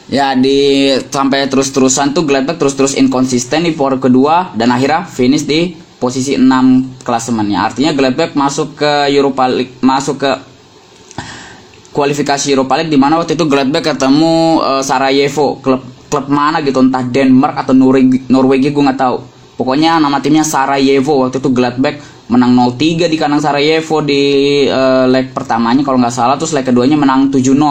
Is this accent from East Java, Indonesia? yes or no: no; Bogor Regency, West Java, Indonesia; bahkan ada di daerahku Kabupaten Bogor